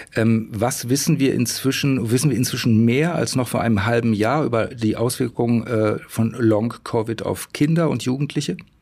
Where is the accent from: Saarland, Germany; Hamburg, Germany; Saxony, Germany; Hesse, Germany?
Saxony, Germany; bei uns in Sachsen